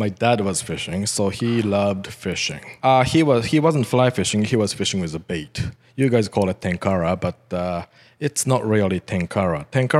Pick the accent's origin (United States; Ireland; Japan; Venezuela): Japan; Tokyo; English is a second language; moved away as an adult; now in Canada; I was born in Tokyo, raised in Tokyo, right in Tokyo downtown.